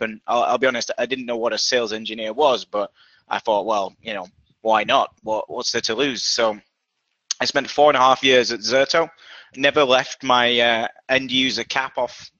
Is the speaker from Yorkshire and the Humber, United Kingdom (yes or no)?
yes; Yorkshire and the Humber, United Kingdom; now in Boston, United States; based in Boston, Massachusetts, uh, in the US, despite my accent originally from Yorkshire, England.